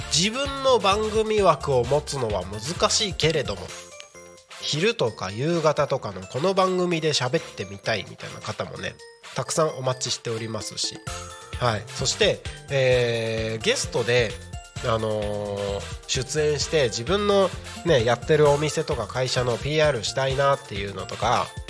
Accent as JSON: {"language": "Japanese", "country": "Japan", "tie": "born or raised there", "said": "自分のねこの生まれ育った日本"}